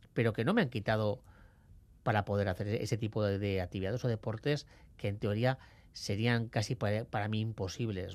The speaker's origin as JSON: {"language": "Spanish", "region": "Basque Country", "country": "Spain", "said": "como buen vasco"}